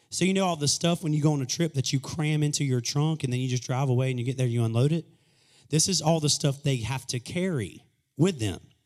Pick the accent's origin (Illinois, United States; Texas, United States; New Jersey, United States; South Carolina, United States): South Carolina, United States; Greenwood; moved away as an adult; also born or lived in Kentucky / Columbia, South Carolina; I was born and raised in Greenwood, lived in Kentucky for a season, and that's where I was living before I moved back to South Carolina in twenty thirteen